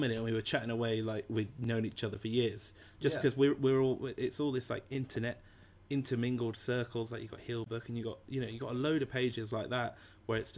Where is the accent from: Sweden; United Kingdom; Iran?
United Kingdom; England; I'm English.